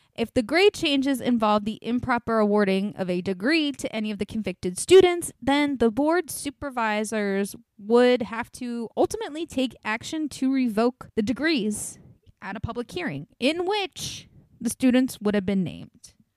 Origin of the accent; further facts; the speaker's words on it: Northeast, United States; I'm from the northeast